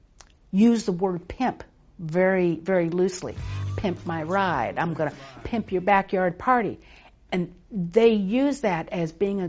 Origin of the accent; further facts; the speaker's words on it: Texas, United States; I was born and raised in Texas.